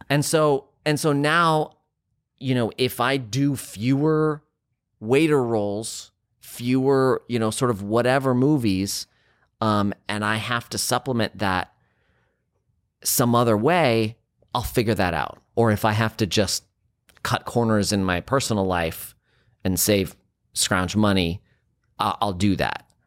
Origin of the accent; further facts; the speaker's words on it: San Francisco, California, United States; growing up in San Francisco